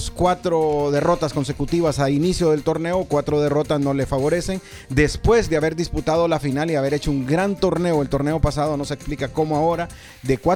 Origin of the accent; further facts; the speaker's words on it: Honduras; now in Indianapolis, United States; yo soy hondureño